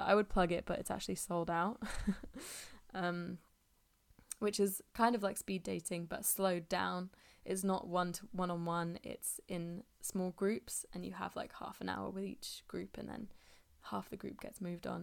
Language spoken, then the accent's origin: English; England, United Kingdom; I'm speaking as an English person